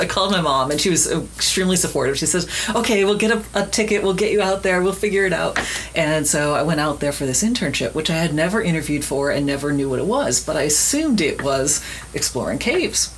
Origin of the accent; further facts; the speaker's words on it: Miami, Florida, United States; when I was a kid, I grew up in Miami, Florida